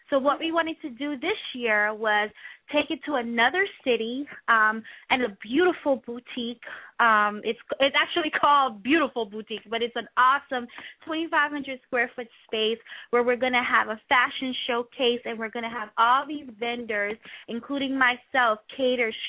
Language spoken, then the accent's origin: English; New York City, New York, United States; actually from New York City